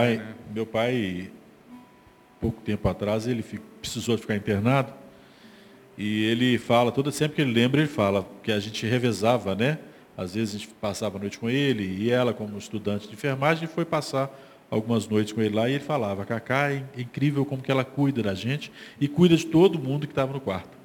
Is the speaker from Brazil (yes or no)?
yes; Brazil; also born or lived in Barroca (neighbourhood); cresci lá, né, na Igreja Batista do bairro São Paulo